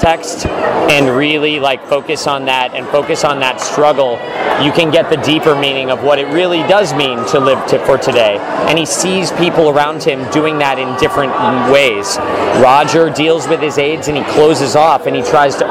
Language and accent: English; Denver, Colorado, United States; moved away as an adult; also born or lived in Michigan / New York City; I grew up in Denver, Colorado